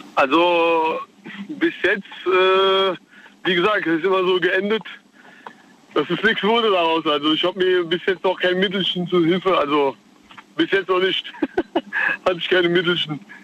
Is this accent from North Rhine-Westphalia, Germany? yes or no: no; Reinheim, Hesse, Germany; ich komme aus Rheinheim.